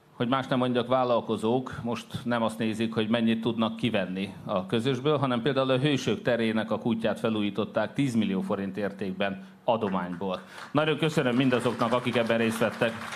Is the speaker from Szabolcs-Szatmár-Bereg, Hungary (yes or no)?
no; Hódmezővásárhely, Csongrád-Csanád, Hungary; mi, itt vásárhelyek